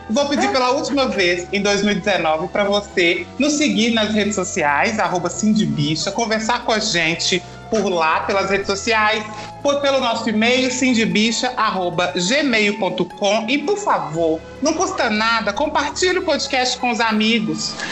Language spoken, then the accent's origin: Portuguese; Belo Horizonte, Minas Gerais, Brazil; sou de Belo Horizonte, minha filha.